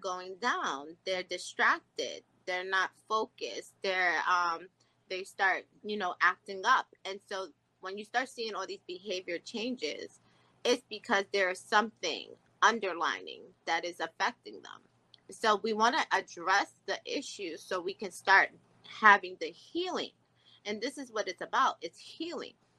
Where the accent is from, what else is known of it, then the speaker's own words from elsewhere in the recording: Jamaica; being from a Jamaican culture